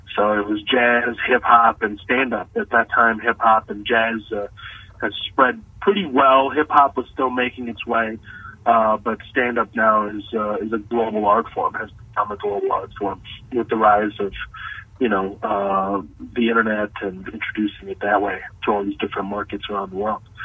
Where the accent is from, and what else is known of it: Texas, United States; born or raised there; moved away as an adult; also born or lived in Kuwait; now in Los Angeles, United States